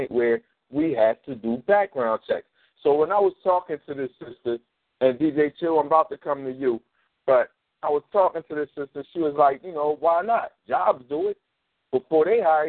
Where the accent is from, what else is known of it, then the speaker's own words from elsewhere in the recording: Philadelphia, Pennsylvania, United States; I grew up in North Philly